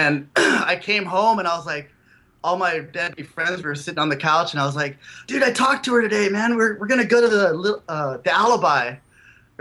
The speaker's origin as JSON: {"language": "English", "area": "Imperial Valley", "region": "California", "country": "United States", "tie": "born or raised there", "also_born_or_lived": "Yuma, Arizona / El Centro, California", "said": "I was born in Yuma, like Arizona, and then I grew up in when I was till like 11 or 12, I grew up in a factory, Placer City, California"}